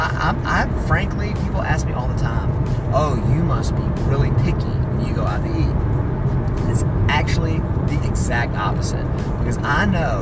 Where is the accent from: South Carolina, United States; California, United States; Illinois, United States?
South Carolina, United States; I'm from South Carolina